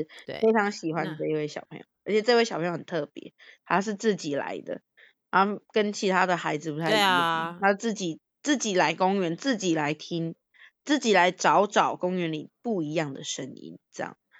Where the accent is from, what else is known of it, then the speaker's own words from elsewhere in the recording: Taiwan; 可是其实我们都是台湾人嘛，对不对？